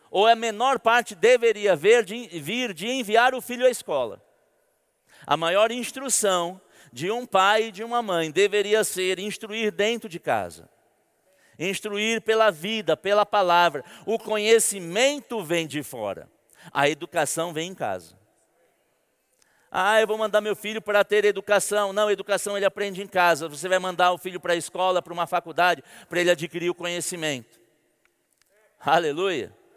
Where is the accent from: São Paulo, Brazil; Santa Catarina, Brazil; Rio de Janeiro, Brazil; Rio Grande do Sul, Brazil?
São Paulo, Brazil; now in Campina Grande, Brazil; eu vim de São Paulo e eu estou aprendendo a viver em Campina Grande, sem aquele trânsito de São Paulo, sem ficar uma hora e meia parado na marginal do Rio Tietê.